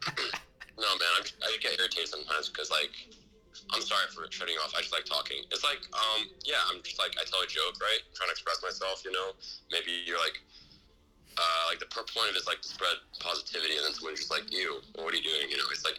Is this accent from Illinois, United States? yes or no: no; Pleasanton, California, United States; I'm actually from Pleasanton. I'm from the East Bay.